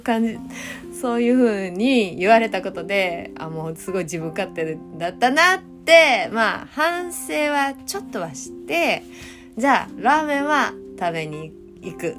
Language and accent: Japanese; Hyogo, Japan; now in Kyoto, Japan; 私、今、京都に住んでますけど、出身は兵庫県なんです。